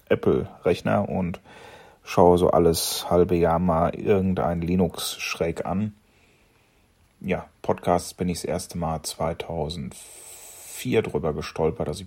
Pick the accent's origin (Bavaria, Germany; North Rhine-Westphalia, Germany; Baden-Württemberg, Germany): North Rhine-Westphalia, Germany; ich wurde 1975 hier ganz in der Nähe geboren, also im tiefsten, tiefsten Sauerland. Äh, hab eben jenes auch anscheinend nicht wirklich äh, verlassen.